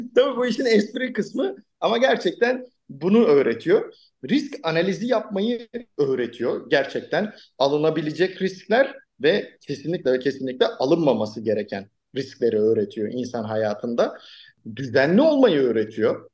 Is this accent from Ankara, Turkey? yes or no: yes; Ankara, Turkey; Ankara'da doğup büyüdüm.